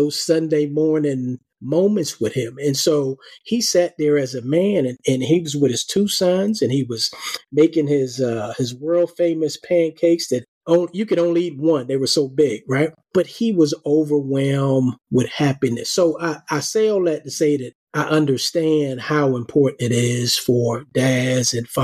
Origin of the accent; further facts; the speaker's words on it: New York City, New York, United States; I grew up in Harlem, and I was probably about 8 years old